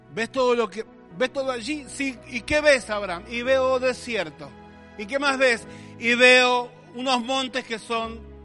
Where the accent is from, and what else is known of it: Argentina